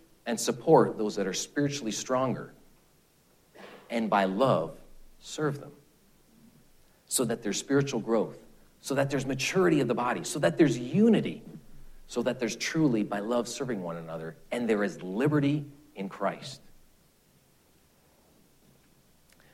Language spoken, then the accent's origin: English; Canada; being a Canadian